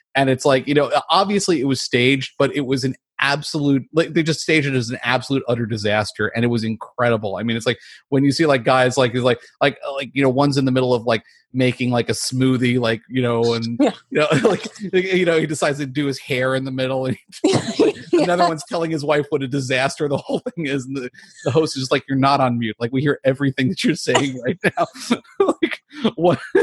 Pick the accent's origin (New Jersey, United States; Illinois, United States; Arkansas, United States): New Jersey, United States; now in Southern California, United States; I'm from New Jersey